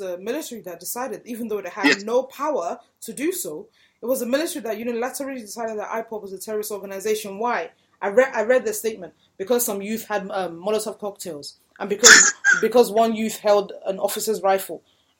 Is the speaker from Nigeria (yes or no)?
yes; Nigeria; And for me as a Nigerian who is interested in the progress of the country, it's a wound.